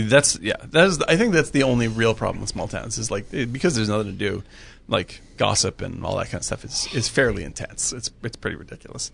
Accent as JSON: {"language": "English", "area": "Cape Cod", "region": "Massachusetts", "country": "United States", "tie": "born or raised there", "moved": "yes", "said": "I grew up on Cape Cod"}